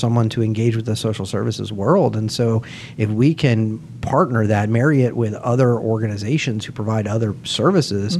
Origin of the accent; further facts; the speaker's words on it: Pinellas County, Florida, United States; I grew up in Pinellas County. I love Pinellas County. I still call it home